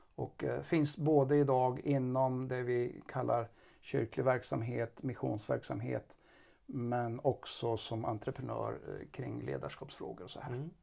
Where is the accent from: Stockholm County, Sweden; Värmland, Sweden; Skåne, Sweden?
Värmland, Sweden; Karlstad; vi kommer båda från Karlstad